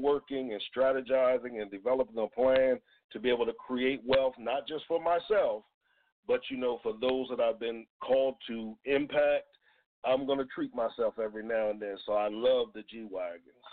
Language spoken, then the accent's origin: English; Georgetown, Delaware, United States; moved away; also born or lived in New Jersey; I am from a town called Georgetown, Delaware, which is in Sussex County